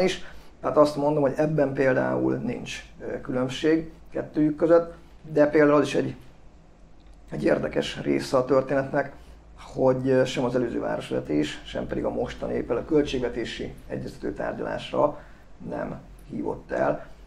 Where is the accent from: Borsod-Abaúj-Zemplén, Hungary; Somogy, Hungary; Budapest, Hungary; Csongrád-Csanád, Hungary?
Borsod-Abaúj-Zemplén, Hungary; Miskolc; also born or lived in Eger; én Tőzsdökeres Miskolc vagyok, egy Miskolc Peretesen születtem, és jelenleg is